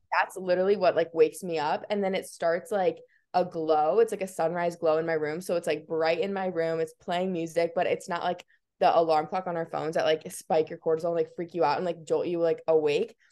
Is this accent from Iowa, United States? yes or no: yes; Iowa, United States; I was born and raised in Iowa, which everyone thinks is so crazy, um, but I kinda love it. I'm, like, a very proud Iowan